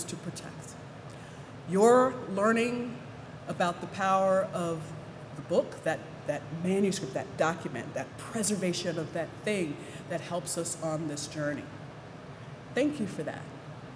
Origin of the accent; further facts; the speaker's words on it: Williamsburg, Virginia, United States; I grew up in Williamsburg